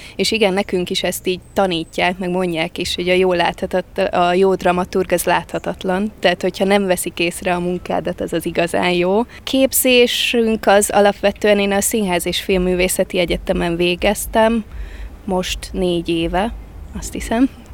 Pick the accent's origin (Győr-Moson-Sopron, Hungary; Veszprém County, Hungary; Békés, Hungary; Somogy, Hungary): Veszprém County, Hungary; Balatonfüred; also born or lived in Kazincbarcika; Eredetileg Kazincbarcikán születtem, és utána én két-három éves koromba költöztünk Balatonfüredre